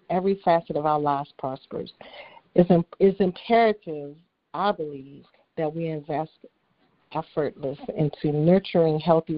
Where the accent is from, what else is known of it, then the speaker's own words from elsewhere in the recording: Washington, District of Columbia, United States; I'm from Washington, D.C.